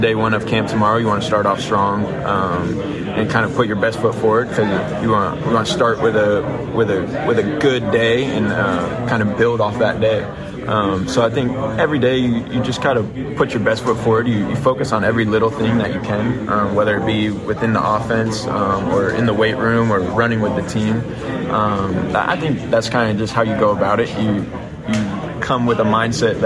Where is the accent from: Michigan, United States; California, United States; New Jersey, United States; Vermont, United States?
California, United States; moved away as an adult; now in Lafayette, United States; born and raised in California